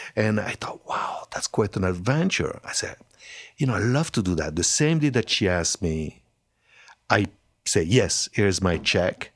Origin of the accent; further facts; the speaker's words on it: Hauts-de-France, France; accent: French; English is a second language; moved away as an adult; also born or lived in Italy; now in Canada; I was raised in France